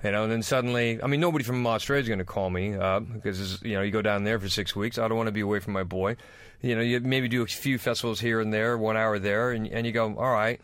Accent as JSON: {"language": "English", "country": "United States", "moved": "yes", "said": "I'm American"}